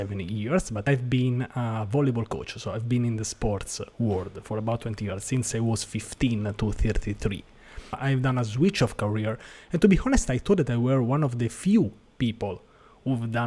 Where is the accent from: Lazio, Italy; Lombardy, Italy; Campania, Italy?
Lazio, Italy; Rome; from Rome, Italy